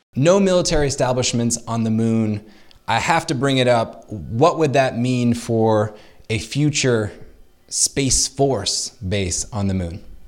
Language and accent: English; United States